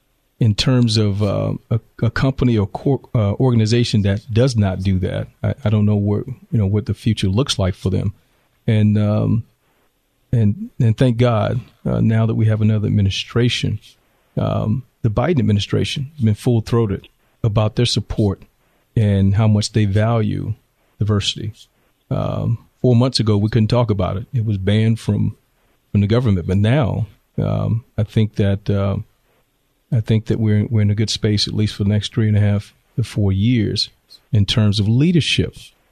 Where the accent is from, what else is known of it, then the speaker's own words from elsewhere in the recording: the South, United States; now in Temecula, United States; When I moved into the home I live in Temecula right now in 2004, not 1964, I'm from the South, so we speak to people.